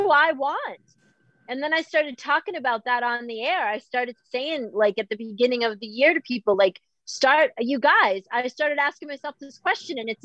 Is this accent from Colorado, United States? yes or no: no; Boston, Massachusetts, United States; I'm from Boston